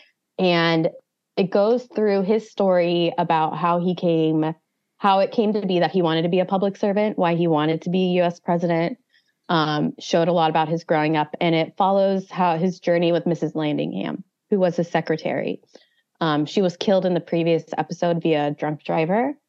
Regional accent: United States; being an American

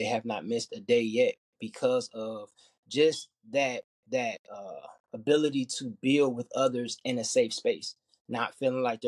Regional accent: Detroit, Michigan, United States; I'm from Detroit, Michigan

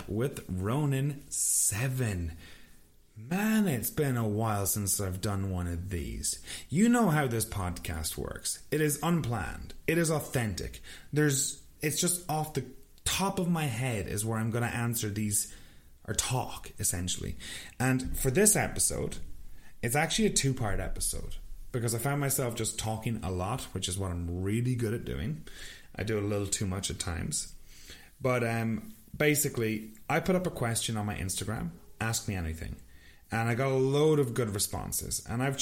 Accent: west of Ireland, Ireland; moved away as an adult; now in Kelowna, Canada; My hometown is situated in the west of Ireland, but I'm not living in my hometown because I'm a goddamn immigrant

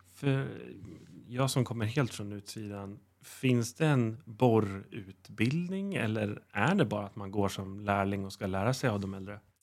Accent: Uppsala, Uppsala County, Sweden; now in Gotland, Sweden; Jag är ju själv från Uppsala

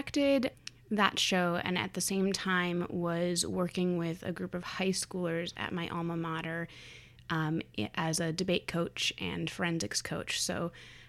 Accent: Wisconsin, United States; I was attending one of the two-year University of Wisconsin schools that's actually in my hometown

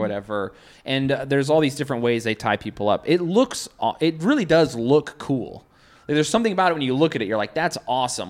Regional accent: Salt Lake City, Utah, United States; now in New York, United States; I'm from Salt Lake.

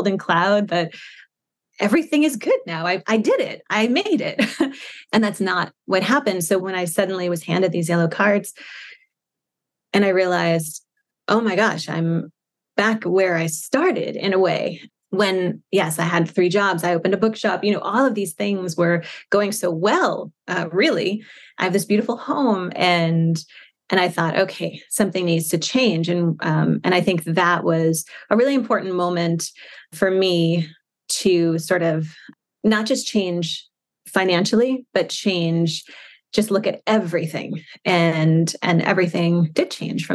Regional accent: Shirley, New York, United States; moved away as an adult; I grew up in Shirley

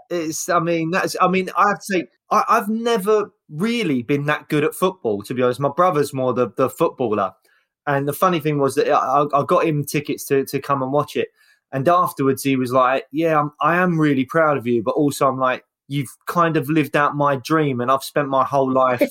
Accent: London, United Kingdom; it's Peckham, and that's where the council estate was.

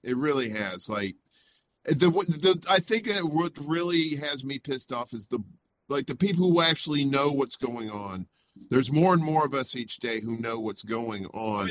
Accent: Mississippi, United States; also born or lived in Chicago, Illinois; now in Brooklyn, New York, United States; I, I grew up in Mississippi, uh, very poor.

